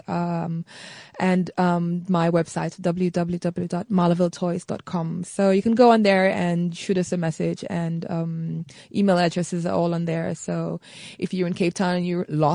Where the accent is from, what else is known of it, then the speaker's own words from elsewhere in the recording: St. Lucia; I grew up in the Caribbean island of St. Lucia